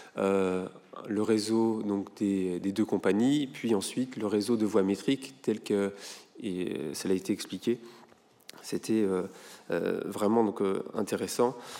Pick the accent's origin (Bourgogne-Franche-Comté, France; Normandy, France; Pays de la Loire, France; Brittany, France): Brittany, France; Rosporden; j'ai grandi à Rospordin